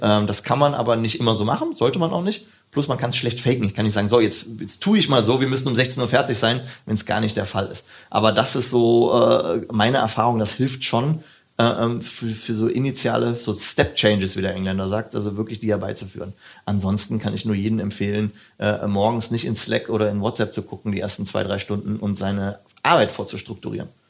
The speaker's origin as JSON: {"language": "German", "town": "Hürth", "region": "North Rhine-Westphalia", "country": "Germany", "tie": "born or raised there", "said": "wo ich herkomme, bin in Köln geboren, äh, genauer gesagt in Hürth"}